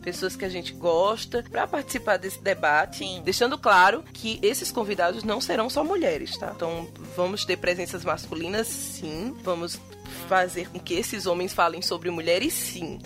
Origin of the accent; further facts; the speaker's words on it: Northeast Brazil, Brazil; accent: Nordestino; nós temos um podcast bem é, nordestino, com muito sotaque. Sotaque arretado